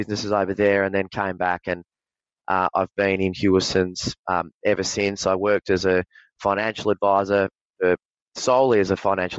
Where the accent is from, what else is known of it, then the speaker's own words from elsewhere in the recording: Victoria, Australia; I grew up down on the Mornington Peninsula, like a lot of young men, very, very sports mad, always had aspirations of being an AFL footballer